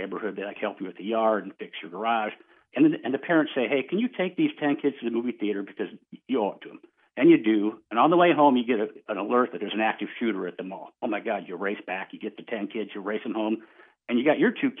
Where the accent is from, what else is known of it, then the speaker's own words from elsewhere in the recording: Dubuque, Iowa, United States; also born or lived in Washington, D.C.; now in Los Angeles, United States; I'm actually in Dubuque, Iowa, my hometown right now.